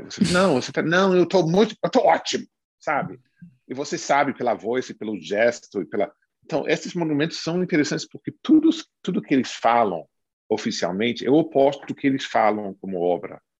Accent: the South of the United States, United States; eu sou do sul dos Estados Unidos

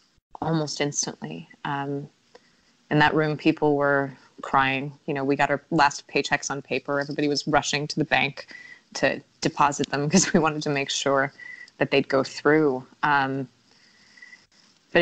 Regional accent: United States; now in Spain; I'm American

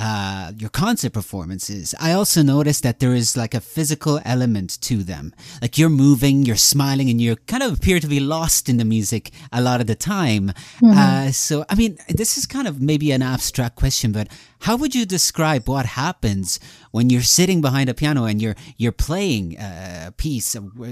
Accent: Italy; I was born in Italy

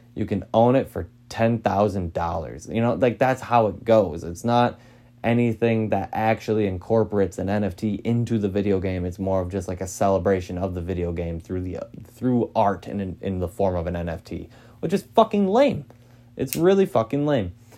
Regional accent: Green Bay, Wisconsin, United States; I'm from Green Bay

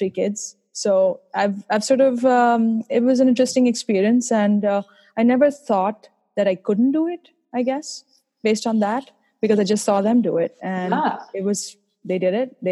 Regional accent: India; now in Boston, United States; I'm originally from India, as you might be able to tell from my accent

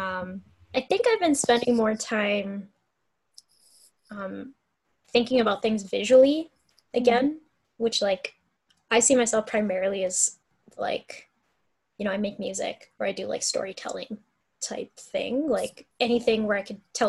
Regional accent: Calgary, Alberta, Canada; born or raised there

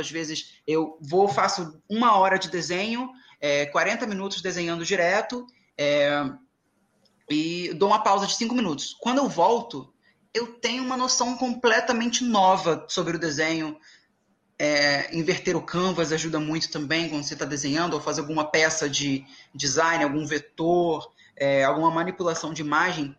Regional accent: Angra dos Reis, Rio de Janeiro, Brazil; eu sou de Angra

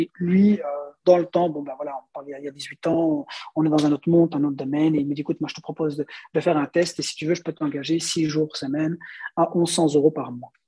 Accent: Belgium; chez nous, en Belgique, ceux qui font les meubles, c'est les Belges, bien sûr, parce qu'on est en Belgique

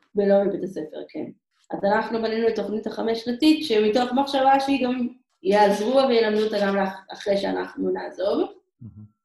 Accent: Israel

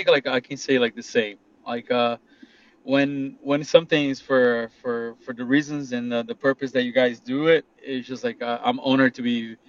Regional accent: Brazil; now in United States; I'm from Brazil.

